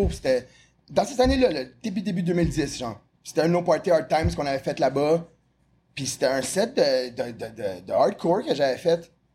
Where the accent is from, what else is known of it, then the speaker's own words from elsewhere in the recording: Montreal, Quebec, Canada; also born or lived in Repentigny; je suis né à Repentigny. Euh, à 7 ans, j'ai déménagé dans le West Island de Montréal.